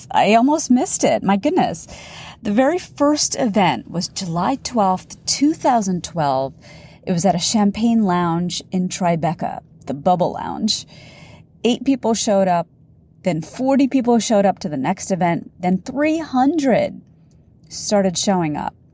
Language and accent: English; India; Now, in the beginning of my business, my demographic was largely Indian women. I'm Indian.